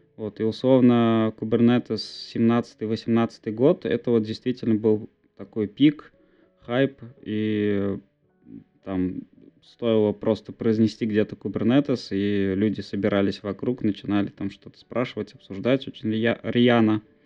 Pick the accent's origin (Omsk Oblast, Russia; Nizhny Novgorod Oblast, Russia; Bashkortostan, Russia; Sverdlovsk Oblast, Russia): Bashkortostan, Russia; Bizhbulyak; also born or lived in Ufa; я сам из Башкирии, так скажем. Я предпочитаю говорить, что я из города Уфа.